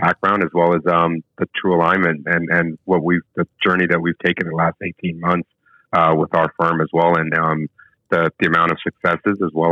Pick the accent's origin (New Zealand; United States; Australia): United States; New Jersey; also born or lived in Gujarat, India; growing up in Jersey when I came over some years later